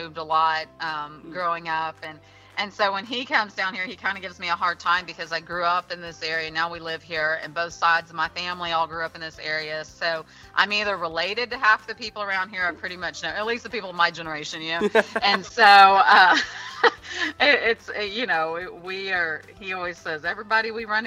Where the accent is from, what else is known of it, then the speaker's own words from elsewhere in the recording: Pleasanton, Texas, United States; I actually grew up in Pleasanton